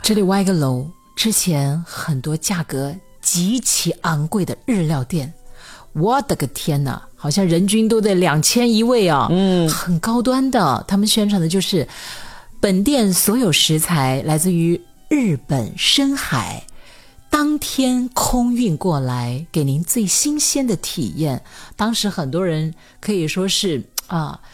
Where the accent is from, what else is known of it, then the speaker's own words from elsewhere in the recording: Hunan, China; 我是湖南人